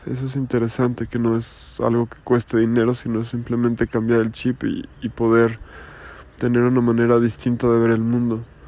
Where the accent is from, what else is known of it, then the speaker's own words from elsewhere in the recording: Mexico; en mi país que es México